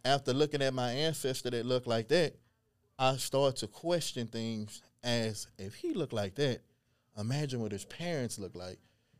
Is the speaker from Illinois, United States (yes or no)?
no; Beaumont, Texas, United States; growing up in Beaumont, we didn't see anything Cajun this